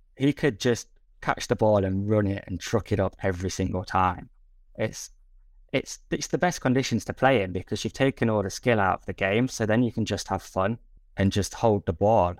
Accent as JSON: {"language": "English", "region": "England", "country": "United Kingdom", "said": "we're English"}